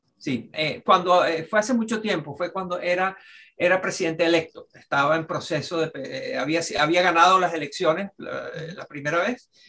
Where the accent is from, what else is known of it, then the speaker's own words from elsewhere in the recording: Venezuela; moved away; como venezolano